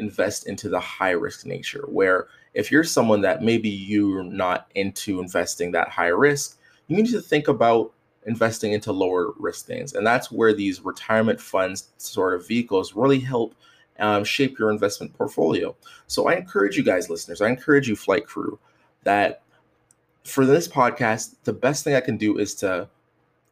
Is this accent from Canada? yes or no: yes; Canada; I'm from Canada